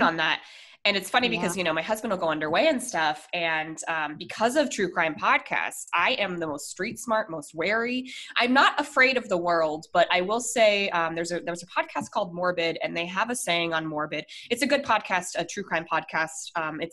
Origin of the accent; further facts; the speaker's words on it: Colorado, United States; I'm from Colorado